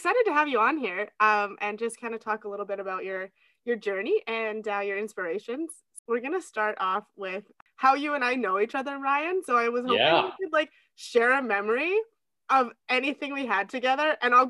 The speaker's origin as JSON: {"language": "English", "town": "Wainwright", "region": "Alberta", "country": "Canada", "tie": "born or raised there", "moved": "as an adult", "lives_now": "Stettler, Canada", "said": "Wainwright's my hometown."}